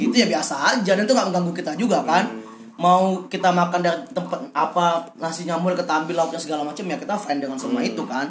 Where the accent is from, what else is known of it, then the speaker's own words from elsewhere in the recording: Palembang, South Sumatra, Indonesia; moved away; gua balik ke Palembang